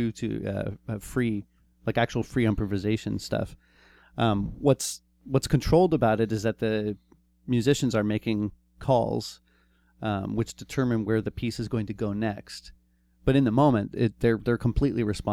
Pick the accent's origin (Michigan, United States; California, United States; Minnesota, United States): California, United States; Eureka; we're bums from Eureka